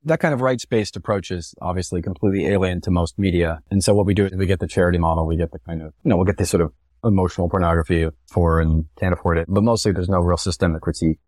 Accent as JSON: {"language": "English", "region": "Texas", "country": "United States", "tie": "born or raised there", "moved": "yes", "said": "I come from a pretty conservative family, which I suppose is typical of growing up in Texas as a white guy"}